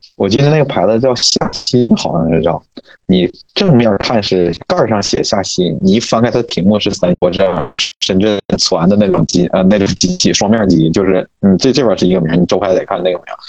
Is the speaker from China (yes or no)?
yes; Northeast China, China; accent: Northeastern dialect; moved away as an adult; now in Beijing, China; 那小灵通用咱们东北话讲叫叫什么